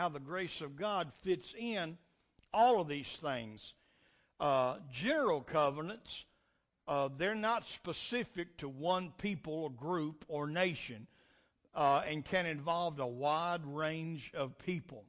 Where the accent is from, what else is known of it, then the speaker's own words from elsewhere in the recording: United States; we got certain rights as Americans